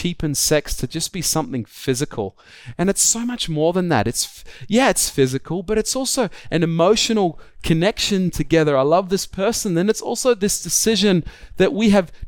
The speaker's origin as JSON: {"language": "English", "country": "Australia", "said": "I'm an Australian"}